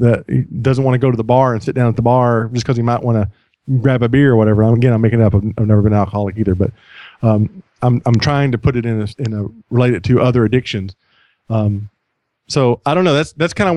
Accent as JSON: {"language": "English", "country": "United States", "said": "I'm an American"}